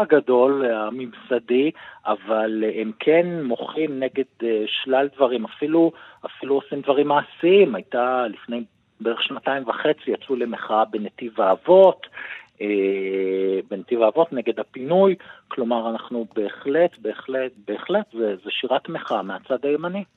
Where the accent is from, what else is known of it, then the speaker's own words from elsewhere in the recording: Tzippori, Northern District, Israel; אני במקור ממושב ציפורי